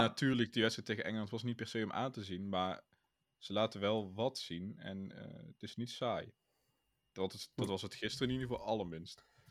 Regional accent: Netherlands; als Nederlander

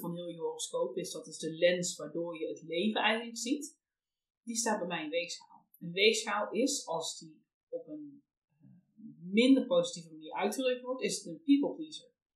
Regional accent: North Brabant, Netherlands; we komen allebei uit Brabant

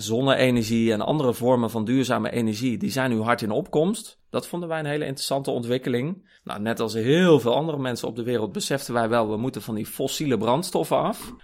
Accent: Kampen, Overijssel, Netherlands; moved away as an adult; now in Utrecht, Netherlands; Ik kom van oorsprong uit Kampen. Daar ben ik opgegroeid.

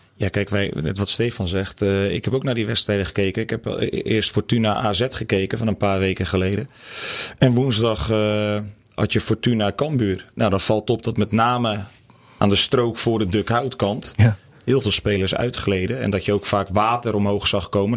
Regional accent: the West, western Netherlands, Netherlands; moved away as an adult; also born or lived in Groningen; ik kom hier niet vandaan. Ik kom uit het Westen

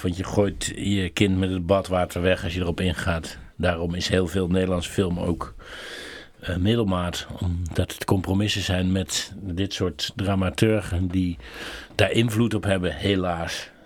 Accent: Netherlands; ik ben een Nederlander

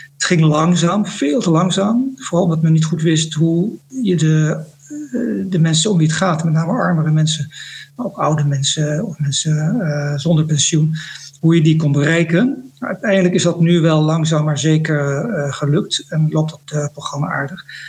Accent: Netherlands; moved away as an adult; also born or lived in Indonesia; now in Jakarta, Indonesia; als Nederlander

